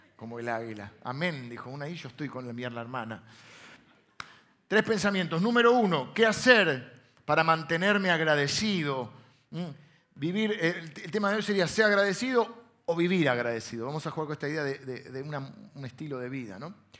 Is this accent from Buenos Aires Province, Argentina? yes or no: yes; Castelar, Buenos Aires Province, Argentina; also born or lived in La Plata; yo nací en La Plata, pero mi primera infancia fue eh, en Castelar